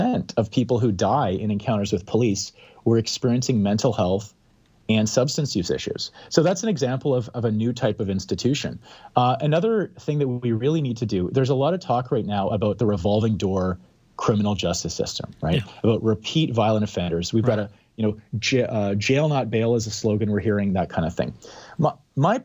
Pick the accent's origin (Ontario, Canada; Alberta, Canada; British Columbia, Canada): Alberta, Canada; Calgary; now in Vancouver, Canada; I live in downtown Vancouver. I grew up in Calgary